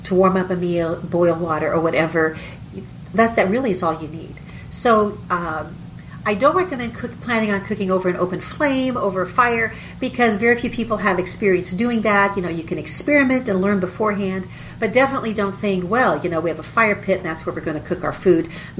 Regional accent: southeast Texas, United States; We live in southeast Texas. We're about 40 minutes northeast of Houston.

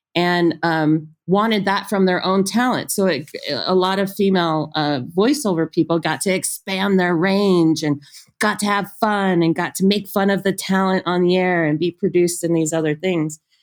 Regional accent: Ontario, California, United States; moved away; also born or lived in Inglewood, California / Tucson, Arizona; I grew up right outside of Los Angeles, was born in Inglewood

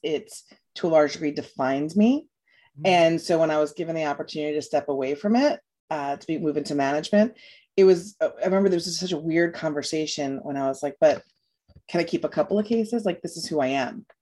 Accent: New York, United States; moved away as an adult; also born or lived in Louisiana; now in Florida, United States; I'm from New York

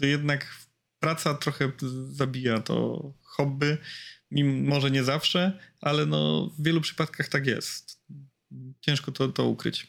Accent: Łódź, Łódź Voivodeship, Poland; bo jestem z Łodzi

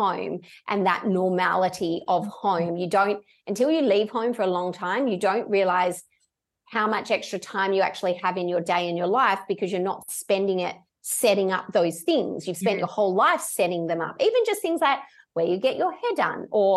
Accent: Perth, Western Australia, Australia; moved away as an adult; I'm born and bred in Perth.

